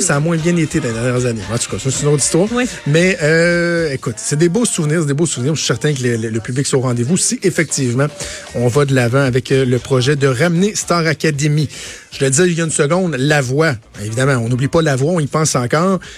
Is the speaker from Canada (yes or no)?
yes; Quebec, Canada; chez nous au Québec